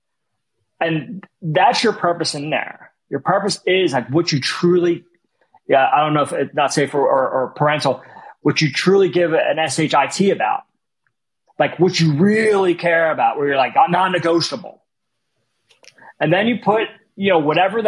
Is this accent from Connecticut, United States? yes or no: no; Philadelphia, Pennsylvania, United States; my entire life growing up in West Philly